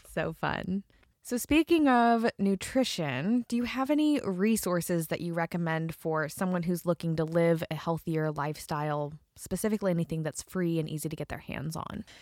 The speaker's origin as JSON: {"language": "English", "region": "Idaho", "country": "United States", "said": "I'm from Idaho"}